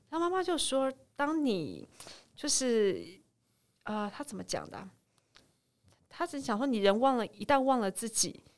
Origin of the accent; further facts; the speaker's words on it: Taipei, Taiwan; 因为我家刚好呢就在民生社区那一带